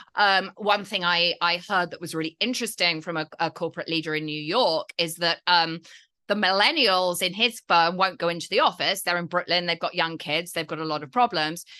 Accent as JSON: {"language": "English", "country": "United Kingdom", "said": "I'm British"}